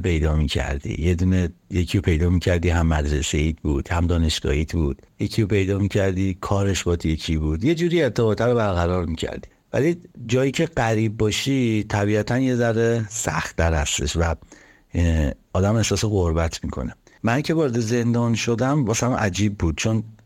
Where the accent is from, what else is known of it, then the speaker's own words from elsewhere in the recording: Tehran, Tehran Province, Iran; من که بچه تهران هستم